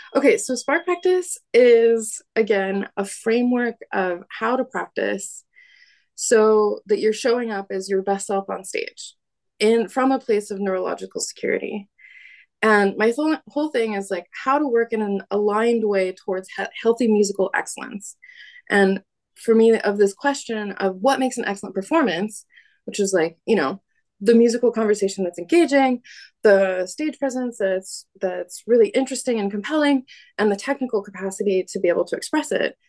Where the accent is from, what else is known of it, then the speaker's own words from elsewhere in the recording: United States; now in Paris, France; I am American